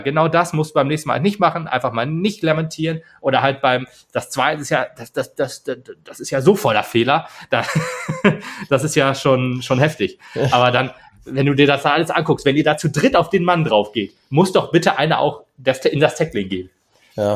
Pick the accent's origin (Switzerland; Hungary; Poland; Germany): Germany; als Deutscher